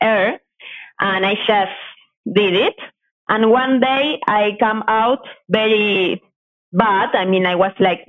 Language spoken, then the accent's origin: English; coast of Buenos Aires, Buenos Aires Province, Argentina; I am from Argentina. I grew up next to the coast of Buenos Aires.